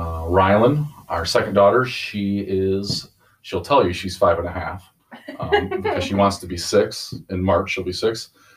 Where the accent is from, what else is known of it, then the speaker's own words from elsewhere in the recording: Grandville, Michigan, United States; I grew up in Granville, Michigan